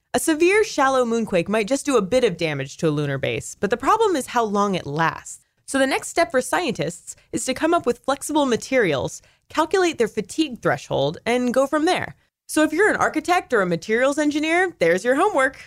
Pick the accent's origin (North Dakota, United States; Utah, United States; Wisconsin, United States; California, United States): California, United States; now in Chicago, United States; I grew up in California, so I experienced earthquakes all the time